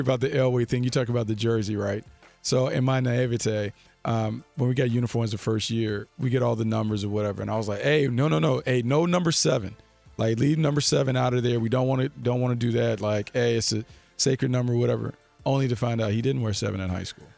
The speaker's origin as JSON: {"language": "English", "town": "Raleigh", "region": "North Carolina", "country": "United States", "tie": "born or raised there", "said": "Nate McMillan's from my hometown"}